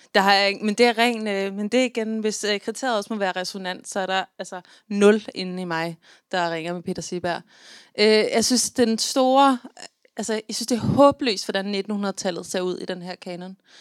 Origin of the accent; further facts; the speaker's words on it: Central Jutland, Central Denmark Region, Denmark; født og opvokset på Midtjylland, som jeg er